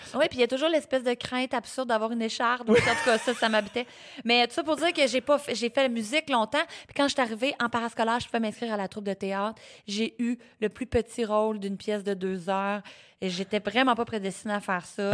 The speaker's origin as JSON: {"language": "French", "town": "Sorel-Tracy", "region": "Quebec", "country": "Canada", "tie": "born or raised there", "also_born_or_lived": "Repentigny / Témiscamingue", "said": "née à Repentigny, rapidement déménagée au Témiscamingue, mais pas longtemps, ah! pour finalement aller me réinstaller à Sorel-Tracy, d'où ma mère vient à l'âge de 4 ans. J'ai vécu la, vraiment une enfance, adolescence"}